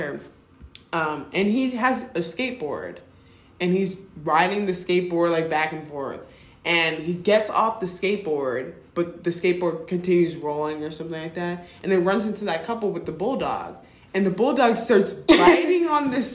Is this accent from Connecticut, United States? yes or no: no; Illinois, United States; I'm like from Illinois